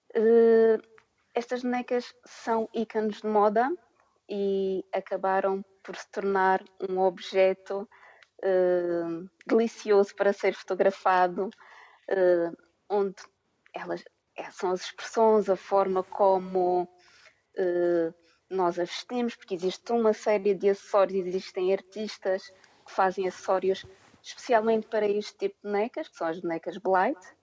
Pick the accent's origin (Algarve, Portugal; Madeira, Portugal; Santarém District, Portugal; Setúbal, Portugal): Madeira, Portugal; moved away as an adult; now in United Kingdom; Eu sou natural da Ilha da Madeira